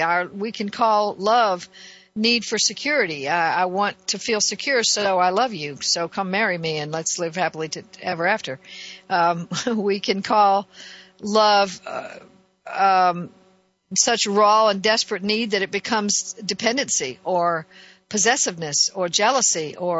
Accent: Northeast, United States; And so being only partially raised in that culture, I could see the difference. I came here from the Northeast, and in the South, it was very, very different.

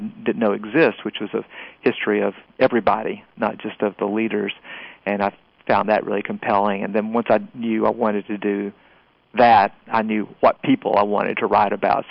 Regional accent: East Tennessee / Western North Carolina, United States; born or raised there; accent: faint twang; moved away as an adult

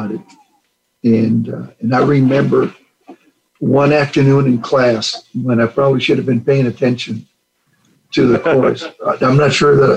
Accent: Puerto Rico; moved away as an adult; also born or lived in Manhattan, New York; I grew up in Puerto Rico

